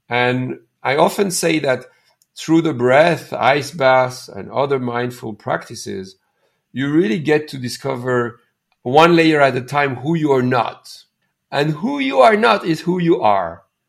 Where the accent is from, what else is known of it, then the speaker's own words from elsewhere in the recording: India; now in Canada; I'm from India. I'm a Canadian from Indian origin.